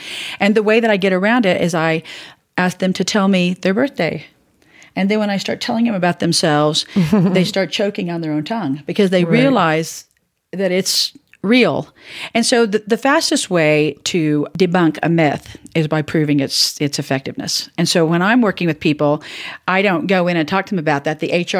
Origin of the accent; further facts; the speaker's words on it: the South, United States; And I grew up in the South.